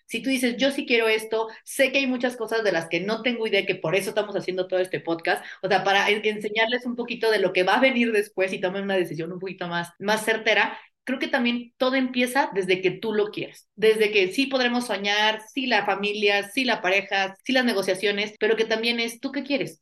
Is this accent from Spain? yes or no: no; Mexico; somos mexicanos